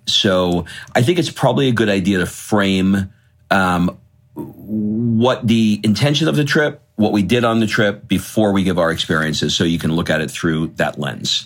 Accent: United States; moved away as an adult; now in Italy; our home country

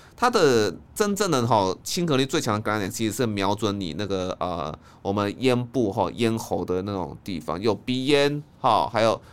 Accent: Taiwan; 我们台湾人

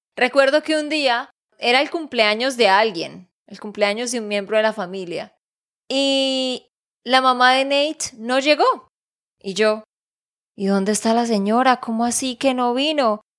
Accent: Santander, Colombia; de Santander, Colombia.

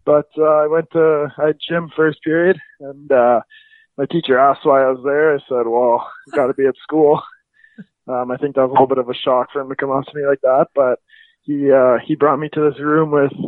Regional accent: Calgary, Alberta, Canada; I'm from Calgary, Alberta.

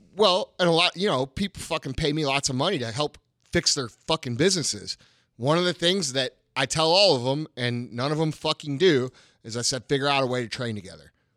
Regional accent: St. Louis, Missouri, United States; I'm this motherfucker from Saint Louis

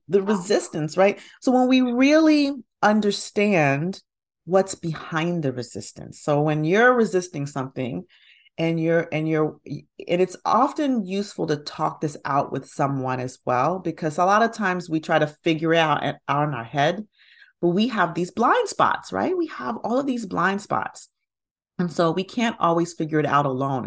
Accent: Huntsville, Alabama, United States; now in Atlanta, United States; I grew up in Huntsville, Alabama.

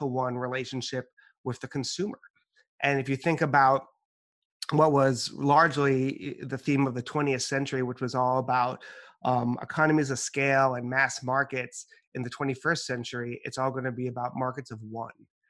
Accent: New York, United States; My family's from the Dominican Republic, but I was born and raised in New York.

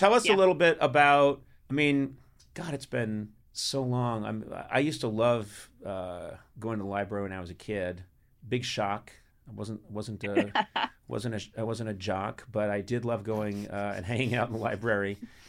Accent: Boston, Massachusetts, United States; I grew up in Boston. Massachusetts.

